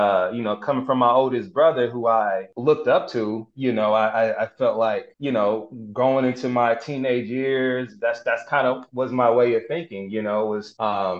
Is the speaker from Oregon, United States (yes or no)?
no; Denver, Colorado, United States; I grew up in Denver